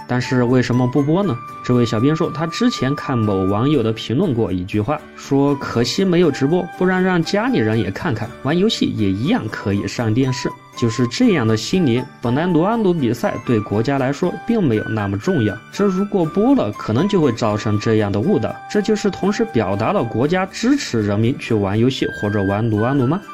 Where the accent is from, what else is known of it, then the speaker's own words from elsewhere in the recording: China; 我们中国人的骄傲